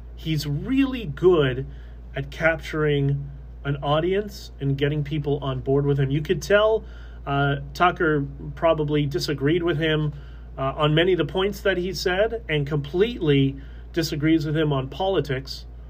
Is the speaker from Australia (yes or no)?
no; Canada; I'm just Canadian. That that's it. I am Canadian first